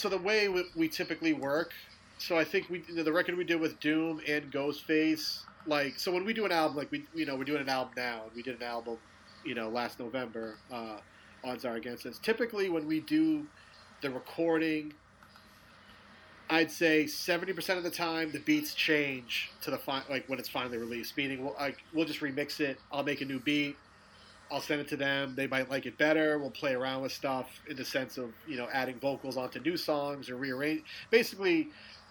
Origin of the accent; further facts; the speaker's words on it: Peabody, Massachusetts, United States; I grew up in Peabody. Mm-hmm. Peabody is considered the North Shore of Boston